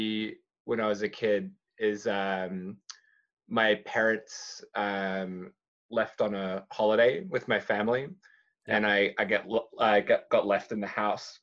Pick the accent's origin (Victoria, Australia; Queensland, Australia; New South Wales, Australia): Victoria, Australia; Melbourne; now in Japan; I was born in Melbourne in 1985.